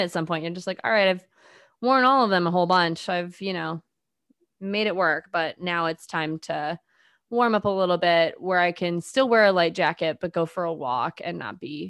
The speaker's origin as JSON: {"language": "English", "region": "Midwest", "country": "United States", "said": "I'm from the Midwest"}